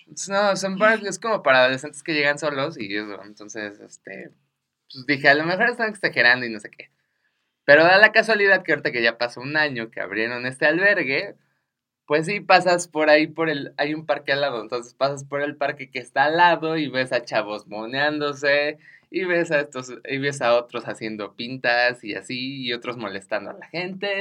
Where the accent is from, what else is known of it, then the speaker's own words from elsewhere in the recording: Mexico; a mí como ciudadano mexicano